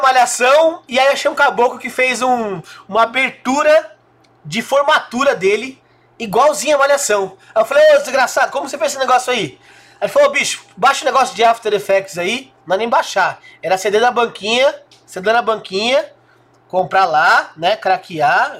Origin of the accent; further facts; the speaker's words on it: São Caetano do Sul, São Paulo, Brazil; eu tive a felicidade de nascer numa cidade próxima, São Caetano do Sul